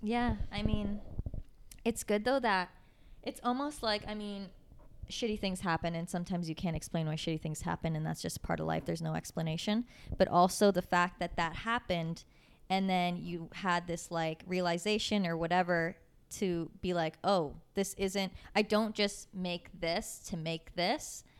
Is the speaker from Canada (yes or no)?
yes; Waterloo, Ontario, Canada; moved away as an adult; now in Toronto, Canada; I'm from Waterloo